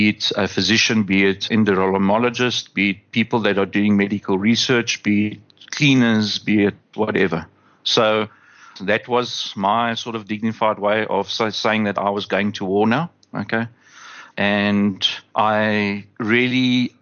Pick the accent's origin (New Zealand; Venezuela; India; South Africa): South Africa; as a South African